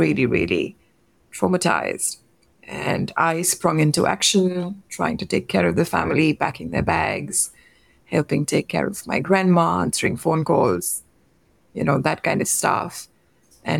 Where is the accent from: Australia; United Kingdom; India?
India; I'm from India and we have very close-knit extended family systems. So I grew up with my uncles and aunts.